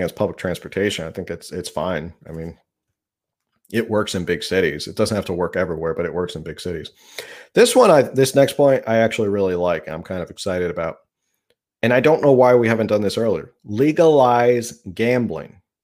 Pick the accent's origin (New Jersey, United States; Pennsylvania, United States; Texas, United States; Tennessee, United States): New Jersey, United States; moved away; I'm from New Jersey. We had Atlantic City